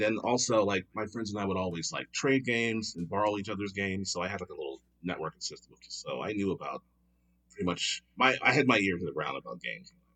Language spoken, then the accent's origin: English; Philadelphia, Pennsylvania, United States; moved away as an adult; now in Los Angeles, United States; I'm originally from Philadelphia, Pennsylvania, born and raised, uh, but I've been in L A now for almost eight years